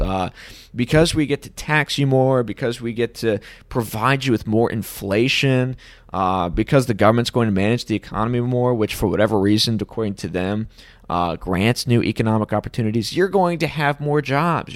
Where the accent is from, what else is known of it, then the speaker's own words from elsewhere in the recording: United States; being an American